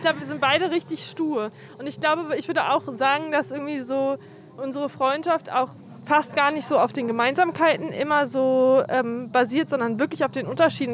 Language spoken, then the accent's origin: German; Berlin, Germany; Ich bin so gependelt zwischen ähm, Amauerpark und Görlitzer Park immer. Aber die meiste Zeit war ich hier